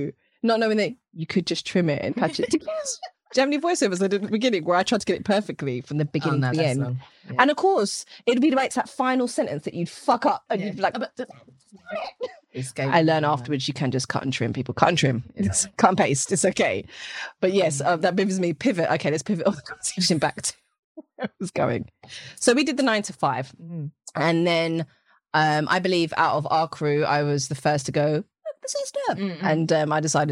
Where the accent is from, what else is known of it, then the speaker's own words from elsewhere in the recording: England, United Kingdom; accent: British/English; my English accent